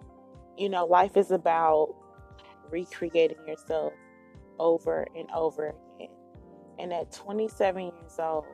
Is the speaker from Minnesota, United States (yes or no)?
no; Dallas, Texas, United States; Born and raised in Dallas, Texas, 27 years old, Gemini.